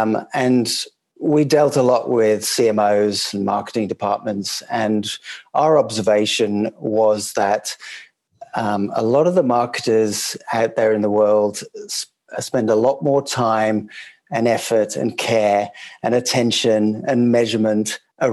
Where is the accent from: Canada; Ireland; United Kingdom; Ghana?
United Kingdom; England; moved away as an adult; now in Sydney, Australia; That's right. Yes, I'm English. Worked in global advertising agencies out of London, always in a kind of pan-European or a global sense, managing global clients. And then moved to Sydney, and we set up camp here